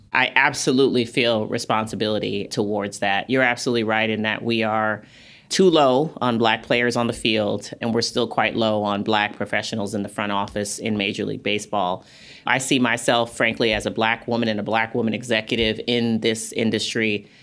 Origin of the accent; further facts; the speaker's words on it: New York City, New York, United States; moved away as an adult; now in Los Angeles, United States; I grew up in New York City.